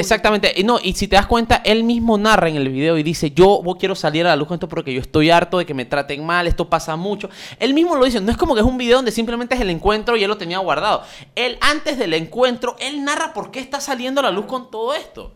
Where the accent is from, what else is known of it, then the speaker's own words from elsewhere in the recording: Panama; eso está prácticamente impregnado en nuestro ADN como panameños